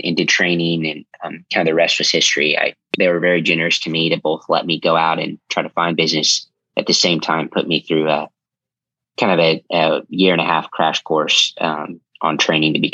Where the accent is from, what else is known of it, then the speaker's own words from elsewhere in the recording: Tulsa, Oklahoma, United States; moved away as an adult; also born or lived in South Carolina; now in Dallas, United States; I'm from Tulsa, Oklahoma. Born and raised and grew up there